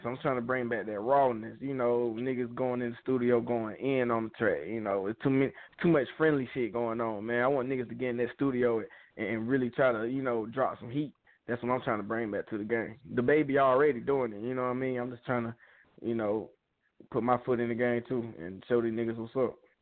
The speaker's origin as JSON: {"language": "English", "area": "Peakville", "region": "South Carolina", "country": "United States", "said": "I'm from Peakville"}